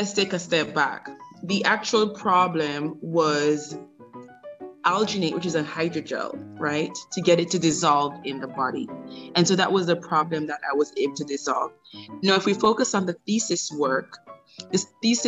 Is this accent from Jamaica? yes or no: yes; Jamaica; moved away; being a Jamaican